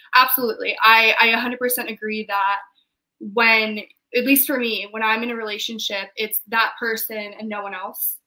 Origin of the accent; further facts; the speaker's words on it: Maryland, United States; moved away; I'm from Maryland, so I went home